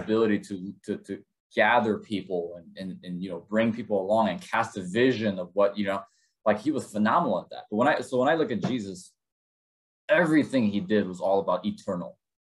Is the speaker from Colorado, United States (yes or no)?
no; Chicago, Illinois, United States; also born or lived in South Korea; we found ourselves in Chicago, Illinois, and I consider this place my hometown